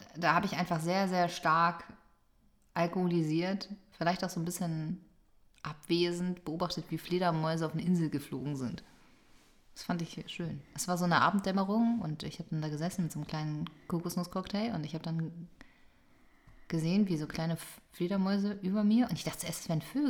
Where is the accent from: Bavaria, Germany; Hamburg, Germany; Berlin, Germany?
Hamburg, Germany; meine Heimatstadt hier